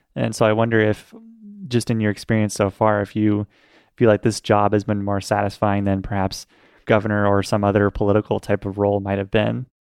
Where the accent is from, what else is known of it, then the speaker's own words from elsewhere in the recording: Portland, Oregon, United States; here in my hometown of Portland